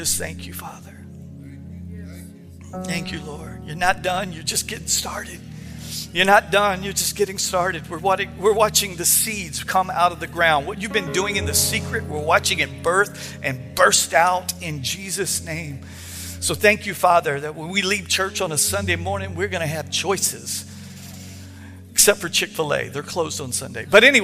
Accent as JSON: {"language": "English", "region": "Texas", "country": "United States", "moved": "yes", "said": "I'm from Texas"}